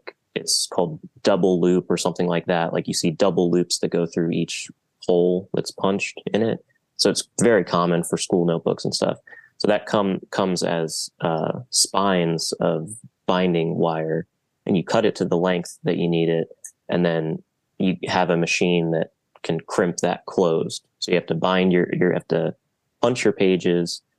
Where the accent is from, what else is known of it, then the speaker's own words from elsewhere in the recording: Silver Spring, Maryland, United States; moved away as an adult; now in Baltimore, United States; I'm from Silver Spring originally. I did community college there and then moved up here for